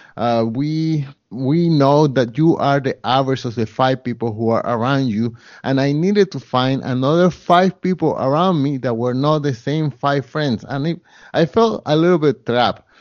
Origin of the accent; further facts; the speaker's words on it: Colombia; now in Montreal, Canada; I come from Colombia, and at the time that I came, Colombia was a poorer country.